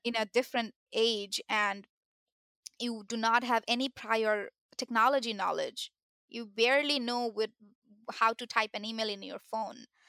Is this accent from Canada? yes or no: no; Bangladesh; moved away as an adult; now in United States; I had only my high school diploma, uh, from my country, I'm from Bangladesh